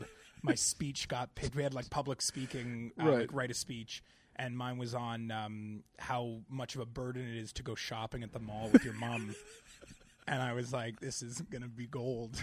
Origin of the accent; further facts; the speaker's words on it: Hamilton, Ontario, Canada; born and raised in Hamilton, which is just about 40 minutes outside of Toronto.